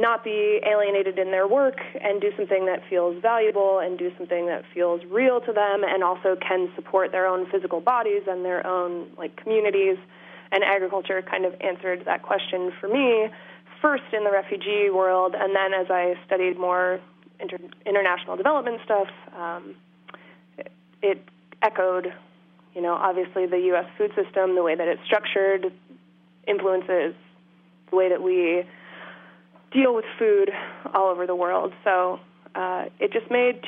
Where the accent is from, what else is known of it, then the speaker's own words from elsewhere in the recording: just outside of Portland, Maine, United States; now in Massachusetts, United States; I grew up in Maine. Just outside of Portland